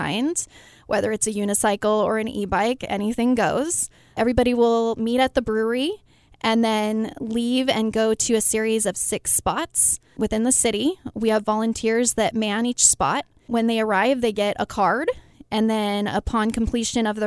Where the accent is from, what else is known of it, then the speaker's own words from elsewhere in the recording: Yucaipa, California, United States; I grew up in Yucaipa